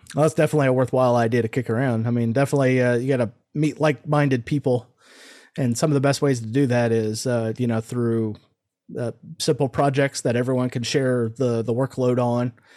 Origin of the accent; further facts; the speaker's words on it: Omaha, Nebraska, United States; now in Houston, United States; I was born in Omaha, Nebraska, so I'm one of those damn Yankees that came down here, moved, and then stayed